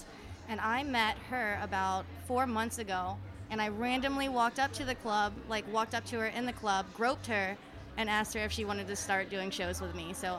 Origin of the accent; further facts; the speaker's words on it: Atlanta, Georgia, United States; now in Tampa, United States; I'm from Atlanta, but I moved down here